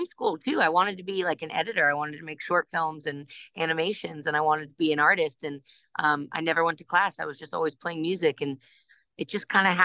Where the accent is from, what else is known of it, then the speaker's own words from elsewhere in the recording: Ohio, United States; moved away; also born or lived in Los Angeles, California / New York; I grew up in Ohio until we moved to New York